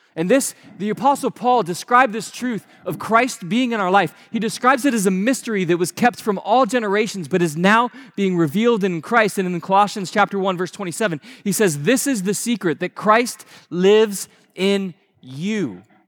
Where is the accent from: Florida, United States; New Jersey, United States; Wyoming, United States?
Florida, United States; Naples; moved away; the house that I grew up down in Naples